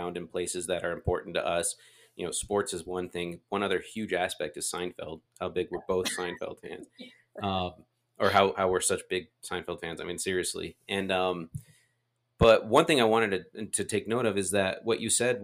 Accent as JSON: {"language": "English", "region": "Utah", "country": "United States", "tie": "born or raised there", "also_born_or_lived": "Las Vegas, Nevada", "said": "I was born in Las Vegas and lived there till I was 11, but I still tell everybody I'm from Utah because we moved to Utah as a family when I was 11."}